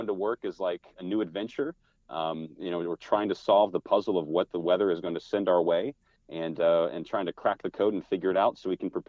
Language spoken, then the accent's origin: English; Texas, United States; also born or lived in College Station, Texas; now in Houston, United States; Sure. Well, I'm a fourth generation Texan, so I have some deep Texas roots, and went to school at Texas A&M.